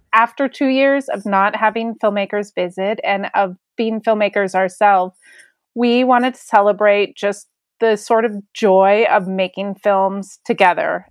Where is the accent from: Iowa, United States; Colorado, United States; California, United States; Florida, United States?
Colorado, United States; Denver; I grew up in Denver, Colorado